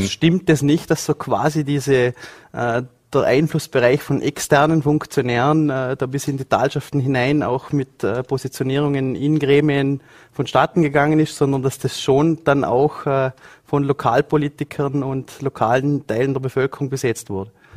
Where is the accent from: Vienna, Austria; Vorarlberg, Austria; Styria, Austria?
Vorarlberg, Austria; Montafon; als gebürtiger Montafoner